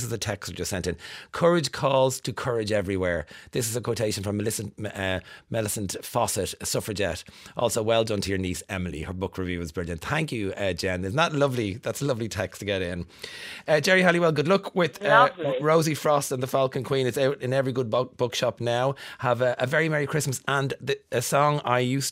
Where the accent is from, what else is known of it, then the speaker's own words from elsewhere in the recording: Tallaght, Leinster, Ireland; accent: Tallaght; growing up in Tallaght